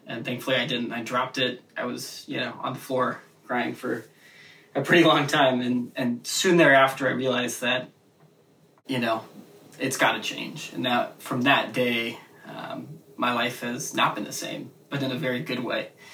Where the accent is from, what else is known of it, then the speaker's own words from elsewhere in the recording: Seattle, Washington, United States; moved away as an adult; also born or lived in Indiana; I'm the kid from Seattle, Washington, over on the you know the liberal West Coast